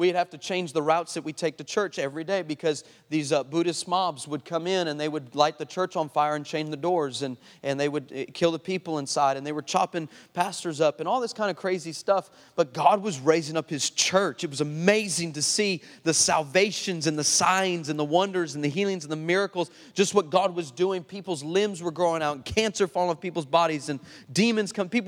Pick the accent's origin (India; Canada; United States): United States; El Paso, Texas; moved away; I'm originally from El Paso, Texas